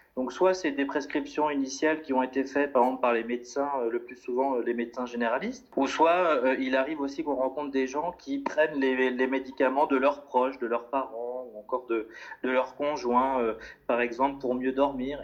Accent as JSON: {"language": "French", "country": "France", "moved": "as an adult", "lives_now": "Brussels, Belgium", "said": "je viens de France et puis je me suis installé depuis 5 euh, ans maintenant à Bruxelles"}